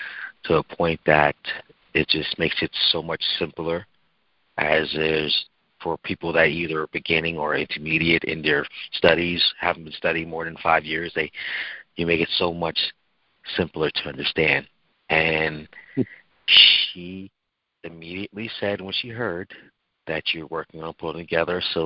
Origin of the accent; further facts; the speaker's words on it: Babylon, New York, United States; I was raised in the township of Babylon, New York.